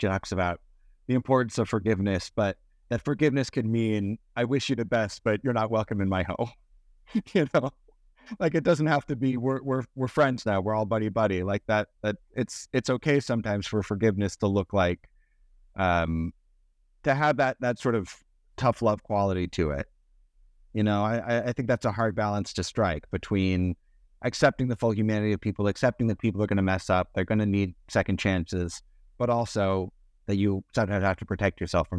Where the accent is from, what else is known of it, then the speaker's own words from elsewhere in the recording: University Place, Washington, United States; I mean, I grew up in University Place, you know, when I was 16. So I know the area decently well.